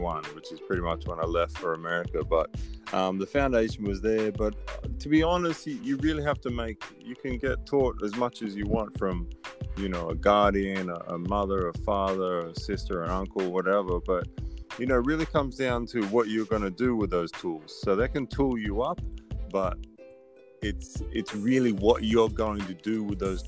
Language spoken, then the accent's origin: English; Sydney, New South Wales, Australia; moved away as an adult; also born or lived in West Virginia, United States / Ohio, United States / Baltimore, Maryland, United States; I grew up in Australia, so I'm an Aussie.